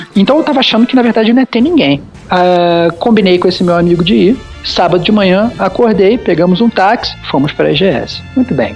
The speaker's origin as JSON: {"language": "Portuguese", "country": "Brazil", "moved": "yes", "lives_now": "Mexico", "said": "eu como bom brasileiro"}